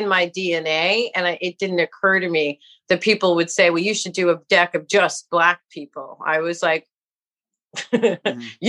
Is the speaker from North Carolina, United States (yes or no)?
no; New York City, New York, United States; I grew up in New York City, right? As a kid, New York City in a public school